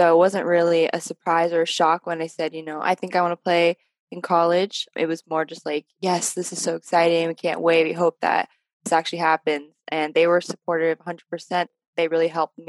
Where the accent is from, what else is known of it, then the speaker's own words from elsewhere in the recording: Southern California, United States; I also grew up in a very predominantly white area, but I was fortunate enough to be in Southern California